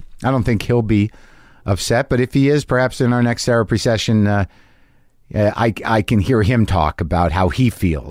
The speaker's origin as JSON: {"language": "English", "town": "Albuquerque", "region": "New Mexico", "country": "United States", "tie": "born or raised there", "moved": "yes", "said": "Albuquerque, New Mexico, my hometown"}